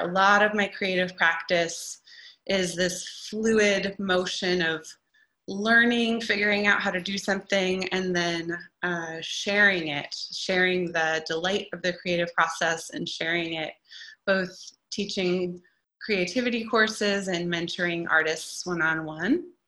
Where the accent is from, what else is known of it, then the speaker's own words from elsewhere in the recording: Eugene, Oregon, United States; now in Portland, United States; I grew up down in Eugene, and I've been in Portland now for over a decade